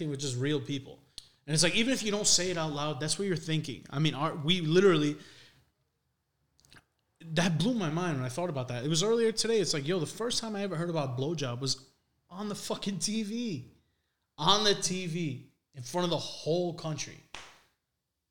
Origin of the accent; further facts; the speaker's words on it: Cranston, Rhode Island, United States; also born or lived in Harlem, New York; I was living in Harlem and I moved back home to fucking Cranston.